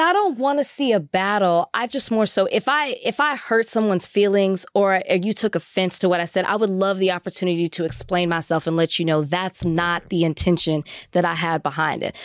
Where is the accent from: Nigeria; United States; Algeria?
United States; Texas; I'm from Texas.